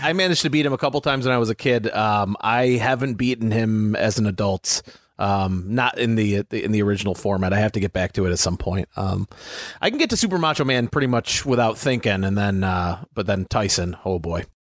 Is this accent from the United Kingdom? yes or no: no; United States; As an American living during that time